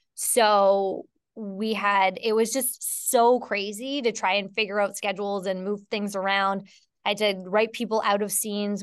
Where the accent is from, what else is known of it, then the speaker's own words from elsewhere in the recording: Canada; I'm from Canada